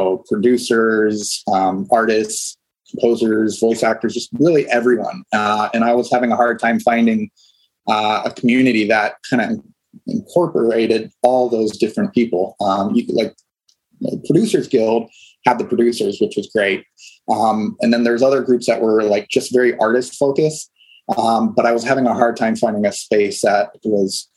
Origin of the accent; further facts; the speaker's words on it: Ohio, United States; now in Los Angeles, United States; I grew up in Ohio